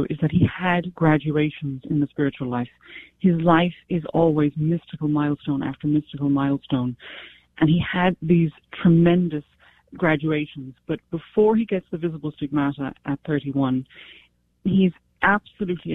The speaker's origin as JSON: {"language": "English", "area": "County Cork", "region": "Munster", "country": "Ireland", "tie": "born or raised there", "said": "I was brought up in Ireland. I was brought up in Ireland with children who had quite filthy mouths. I'm from County Cork"}